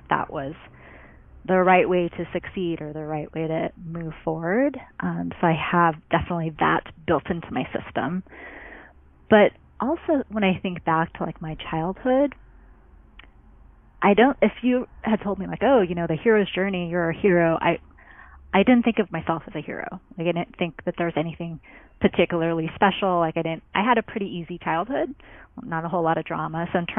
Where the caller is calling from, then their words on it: El Cerrito, California, United States; also born or lived in Oakland, California; I am calling in from the Bay Area, specifically the East Bay, El Cerrito, California.